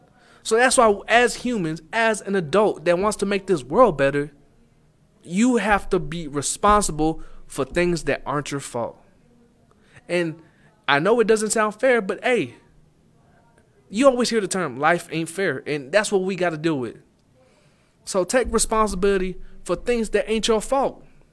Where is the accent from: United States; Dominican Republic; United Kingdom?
United States; Arlington; And maybe it's just where I'm from. It's more common from where I'm from. I'm from Arlington.